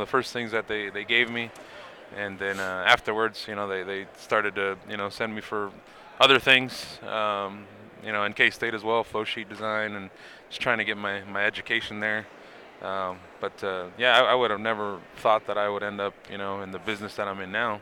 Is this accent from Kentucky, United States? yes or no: no; Los Angeles, California, United States; I'm from Los Angeles